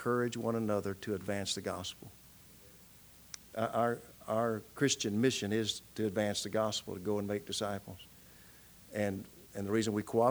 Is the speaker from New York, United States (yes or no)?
no; Pawhuska, Oklahoma, United States; I grew up in Pawhuska, Oklahoma